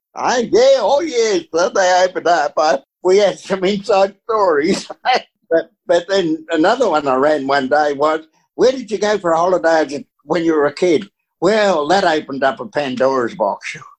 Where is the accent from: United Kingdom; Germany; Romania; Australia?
Australia; I'm just an Aussie, you know was an uneducated Aussie